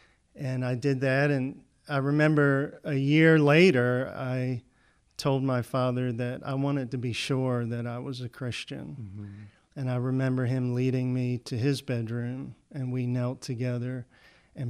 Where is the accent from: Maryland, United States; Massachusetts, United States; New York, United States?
Maryland, United States; Salisbury; I grew up in Salisbury, Maryland, down on the Eastern Shore, Delmarva Peninsula.